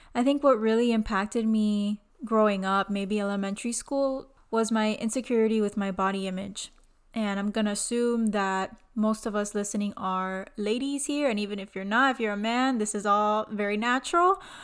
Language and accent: English; Miami, Florida, United States; I was born and raised in Miami, Florida